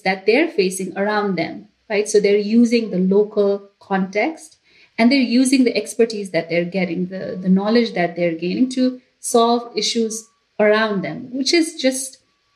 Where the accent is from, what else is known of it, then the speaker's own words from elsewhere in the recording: Nepal; now in United States; I am originally from Nepal